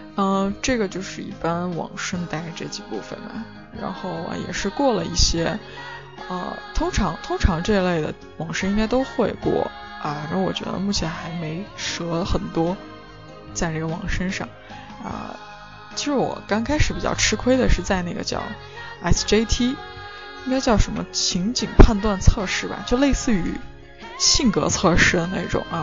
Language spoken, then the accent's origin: Chinese; China; moved away as an adult; now in United Kingdom; 我们中国人也是蛮擅长的